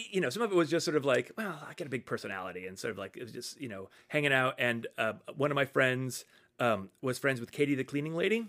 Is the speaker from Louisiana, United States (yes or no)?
no; Fairhaven, Massachusetts, United States; I grew up outside of New Bedford in, in this, the small town of Fairhaven on the, okay. on the south coast